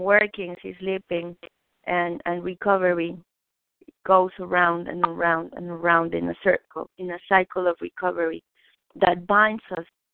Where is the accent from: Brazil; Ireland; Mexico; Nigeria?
Mexico; English is a second language; moved away; I was born in Mexico